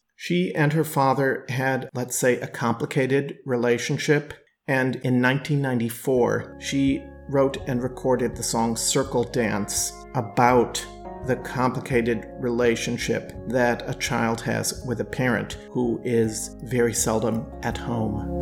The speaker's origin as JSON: {"language": "English", "town": "Milwaukee", "region": "Wisconsin", "country": "United States", "tie": "born or raised there", "said": "Milwaukee is my hometown"}